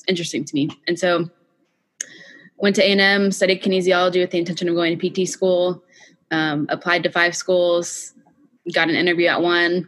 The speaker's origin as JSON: {"language": "English", "town": "Fort Worth", "region": "Texas", "country": "United States", "tie": "born or raised there", "said": "I was born and raised in Fort Worth, Texas"}